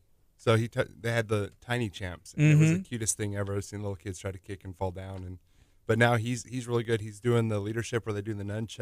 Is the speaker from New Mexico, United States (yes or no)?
yes; New Mexico, United States; Growing up in New Mexico, lots of early time learning and playing with things and breaking a lot of stuff.